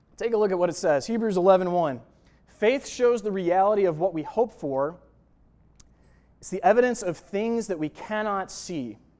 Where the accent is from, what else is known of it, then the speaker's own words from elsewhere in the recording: Buffalo, New York, United States; moved away as an adult; now in Kansas, United States; I grew up in Buffalo, New York, and moved out here to Kansas